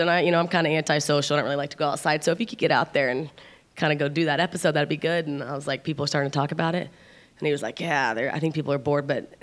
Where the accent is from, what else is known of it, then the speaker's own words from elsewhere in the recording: Oklahoma City, Oklahoma, United States; moved away; we're from Oklahoma City, both of us